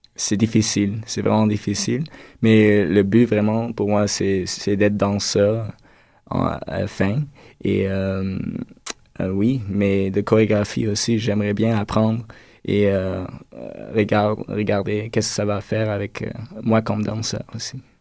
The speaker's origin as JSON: {"language": "French", "country": "Netherlands", "moved": "yes", "said": "je viens des Pays-Bas"}